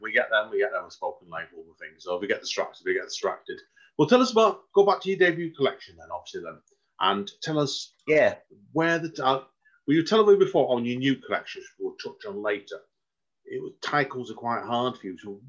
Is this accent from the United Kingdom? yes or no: yes; Stretford, North West England, United Kingdom; moved away as an adult; now in Liverpool, United Kingdom; because I'm from Stretford originally, South Manchester.